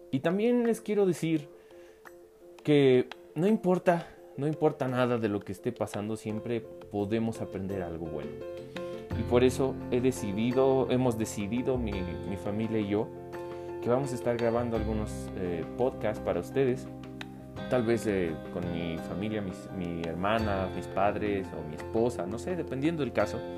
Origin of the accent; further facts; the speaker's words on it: Mexico; also born or lived in Puebla; mi papá, mi mamá, mi hermana y yo nos fuimos a vivir a, un estado de aquí de México, porque yo soy de México, eh, que se llama Puebla.